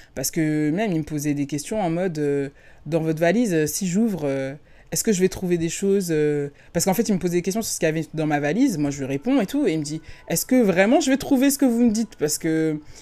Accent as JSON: {"language": "French", "country": "France", "moved": "as an adult", "lives_now": "California, United States", "said": "en tant que Française"}